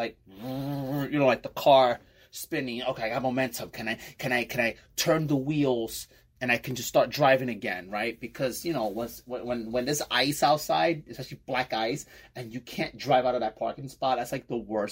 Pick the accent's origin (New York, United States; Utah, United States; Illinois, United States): New York, United States; New York City; moved away as an adult; now in Bayonne, United States; I'm from Brooklyn, New York, and I live in Bayonne, New Jersey